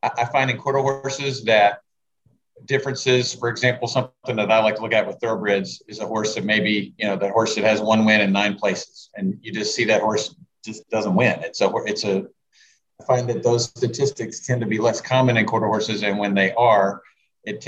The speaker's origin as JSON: {"language": "English", "town": "Beaumont", "region": "Texas", "country": "United States", "tie": "born or raised there", "said": "I grew up in Beaumont, which isn't far from Houston"}